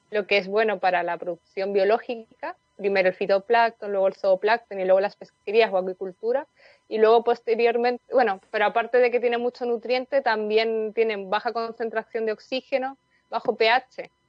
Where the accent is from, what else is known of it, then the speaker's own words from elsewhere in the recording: Madrid, Community of Madrid, Spain; moved away as an adult; now in Coquimbo, Chile; Soy de España originalmente, de Madrid, pero la verdad que he vivido en muchas zonas del mundo antes de llegar a Chile y ya llevo viviendo aquí siete años, casi ocho.